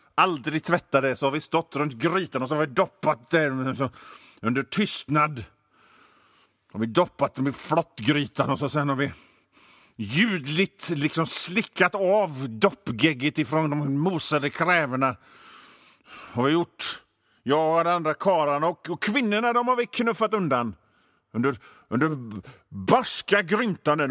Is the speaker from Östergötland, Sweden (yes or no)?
no; Hönö, Västra Götaland, Sweden; also born or lived in Mölndal; jag är ju från Bohuslän. Jag är född på, på, i Mölndal i och för sig